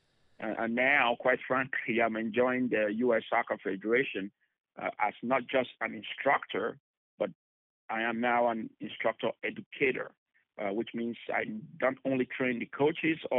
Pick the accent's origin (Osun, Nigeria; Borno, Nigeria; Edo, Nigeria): Edo, Nigeria; Benin City; now in United States; I am from Nigeria originally. I was born in Nigeria, 1976, in a city called Benin City.